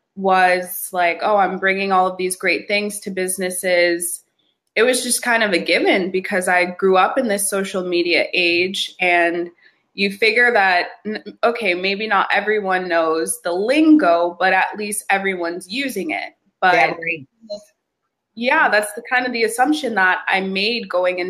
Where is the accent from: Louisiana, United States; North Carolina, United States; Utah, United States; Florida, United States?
North Carolina, United States; Charlotte; now in Los Angeles, United States; I'm coming to you live from Los Angeles, but I'm from the East Coast. Shout out Charlotte, North Carolina.